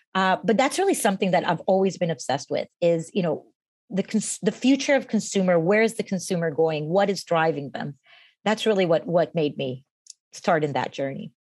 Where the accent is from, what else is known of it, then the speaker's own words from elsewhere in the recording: Costa Rica; moved away as an adult; now in United States; I was born and raised in Costa Rica and came when I was 18 to the States